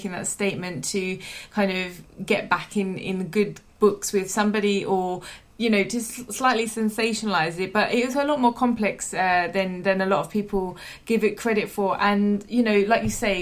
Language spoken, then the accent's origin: English; London, United Kingdom; I'm from East London